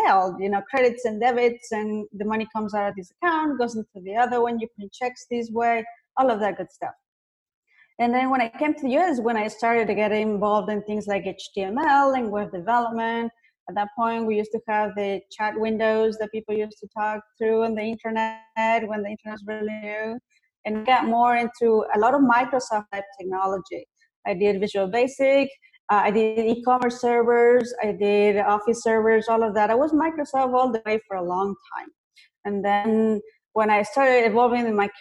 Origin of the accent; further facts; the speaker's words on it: Ecuador; now in United States; I wasn't born here in the US. I was born in South America.